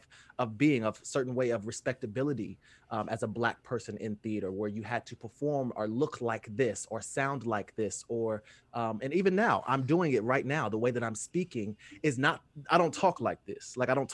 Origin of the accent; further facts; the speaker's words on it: Fort Wayne, Indiana, United States; Fort Wayne, Indiana.